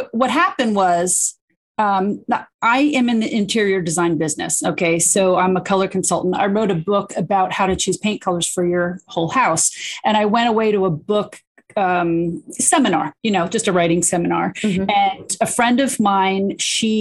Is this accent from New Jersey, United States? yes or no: yes; New Jersey, United States; I'm from New Jersey.